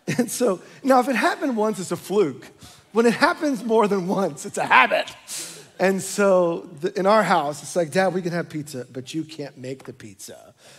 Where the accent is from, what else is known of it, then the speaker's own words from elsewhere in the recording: New York, United States; moved away; My wife and I were born and raised in New York